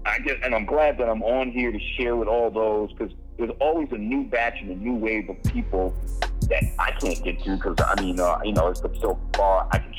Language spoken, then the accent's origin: English; New York City, New York, United States; We're from New York, Rob. We come from a place where someone's trying to sell you that Brooklyn Bridge every single day.